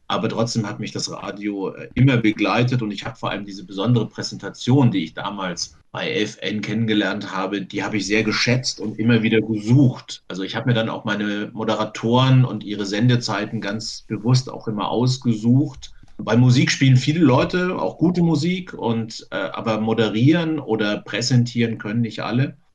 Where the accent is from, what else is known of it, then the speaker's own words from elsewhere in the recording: Bamberg, Bavaria, Germany; Ich bin in Bamberg aufgewachsen, einer Stadt, in der es eine amerikanische Garnison gab.